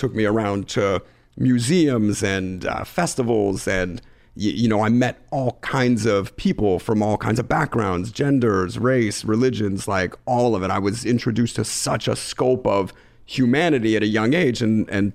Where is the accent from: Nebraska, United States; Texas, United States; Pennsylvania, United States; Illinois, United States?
Pennsylvania, United States; Philadelphia; growing up in Philadelphia in a, you know, lower middle class neighborhood, going to public school and it's K-12